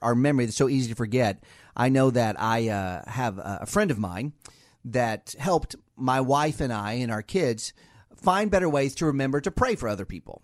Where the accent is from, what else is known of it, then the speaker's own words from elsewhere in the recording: Ohio, United States; now in Washington metro area, United States; we're both from Ohio